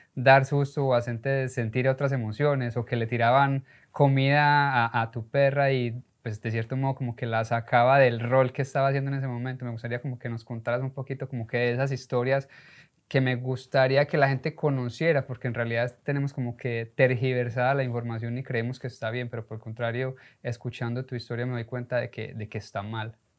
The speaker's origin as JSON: {"language": "Spanish", "country": "Colombia", "moved": "yes", "lives_now": "United States", "said": "Uno como latino, sobre todo como colombiano, llegué a los Estados Unidos"}